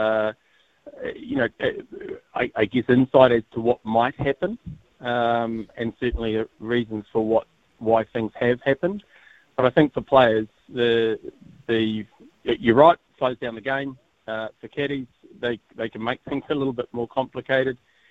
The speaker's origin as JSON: {"language": "English", "country": "New Zealand", "said": "I'm a New Zealander of Māori descent"}